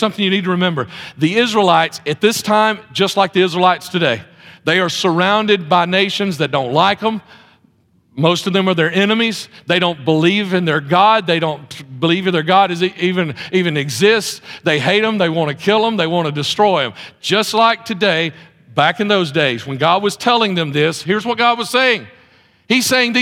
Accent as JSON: {"language": "English", "town": "Mount Olive", "country": "United States", "also_born_or_lived": "Texas", "moved": "as an adult", "said": "we moved to Mount Olive to be back. Jefferson County is our home. We moved back to Jefferson County"}